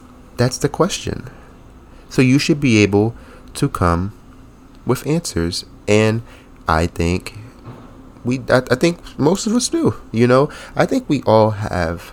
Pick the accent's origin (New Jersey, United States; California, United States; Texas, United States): New Jersey, United States; now in Rhode Island, United States; I'm from New Jersey